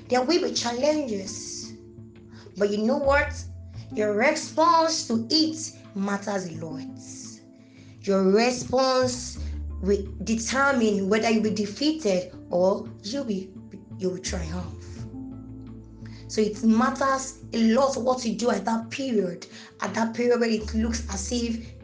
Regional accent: Ile-Ife, Osun, Nigeria; I'm from Ileife, Osun State.

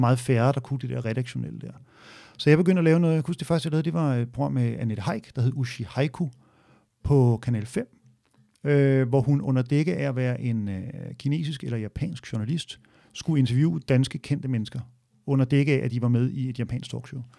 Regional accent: Hørsholm, Capital Region of Denmark, Denmark; i Ådalsparken, hvor jeg voksede op, øh, i Hørsholm

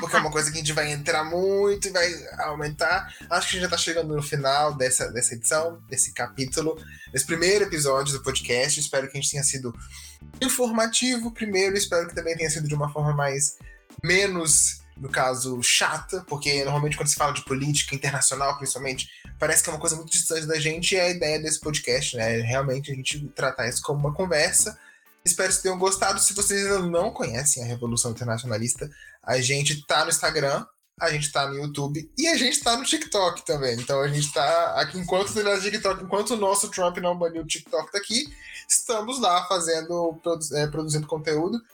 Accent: Brazil; a gente é brasileiro. Eu nunca vi neve na minha vida, né? Eu nunca passei o Natal fora do Brasil

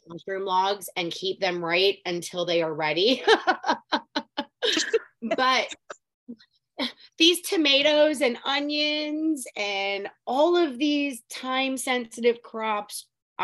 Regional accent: Southeast Florida, United States; moved away as an adult; also born or lived in Palm Beach County, Florida / Coral Springs, Florida; now in North Central Florida, United States; I was raised, born and raised Florida native, but I was born in Southeast Florida. And now I live in North Central Florida.

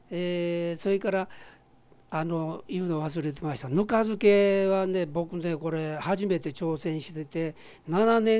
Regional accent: Osaka, Japan; also born or lived in Kure, Hiroshima; ほんまにここで生まれたような感じです僕は広島の呉で生まれたんですけど昭和31年にねで33年に親父が亡くなってうちの袋ふくろがこっちへ一家総出でじいちゃんばあちゃんにお世話になって。

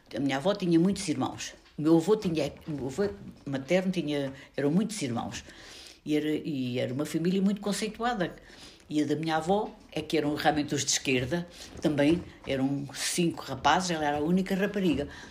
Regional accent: Portugal; also born or lived in Chamusca, Ribatejo; A minha terra era uma terra de gente pobre, mas que era muito solidária, onde se recebia muito bem as pessoas que vinham de fora, onde apareceram também alguns fugidos de Espanha

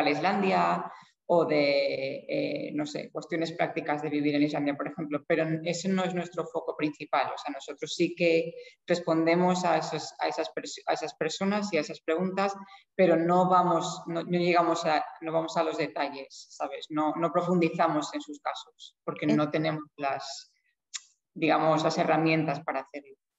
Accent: Spain; now in Iceland; Yo soy de España

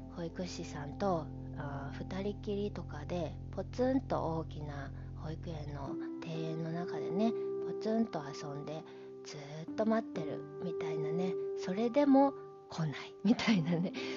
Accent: Japan; 私はずっとこの日本で育ってる

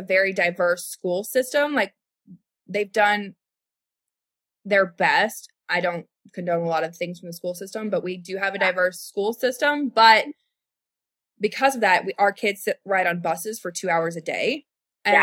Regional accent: Louisville, Kentucky, United States; I am from West Louisville. I grew up in Shively. I grew up in South Louisville.

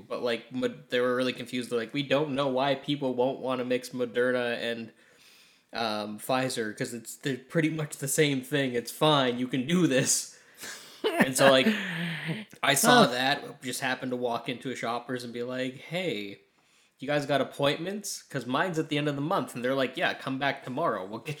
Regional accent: Ireland; Yeah. I'm Irish, though. That didn't help me at all.

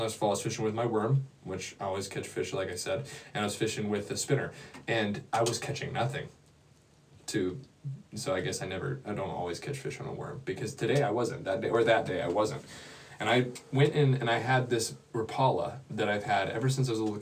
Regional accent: Wisconsin, United States; moved away; after I moved from Wisconsin.

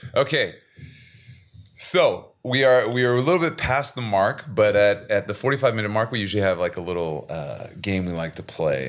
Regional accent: Seattle, Washington, United States; now in South Korea

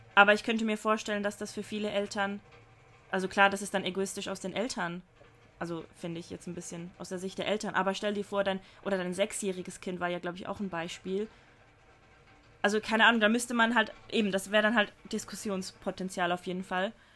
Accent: Switzerland; bei uns in der Schweiz

